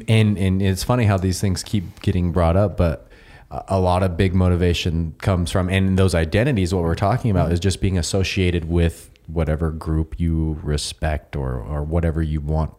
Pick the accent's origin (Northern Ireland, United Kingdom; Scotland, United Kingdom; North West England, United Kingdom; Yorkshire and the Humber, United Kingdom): Scotland, United Kingdom; I'm the Scotsman.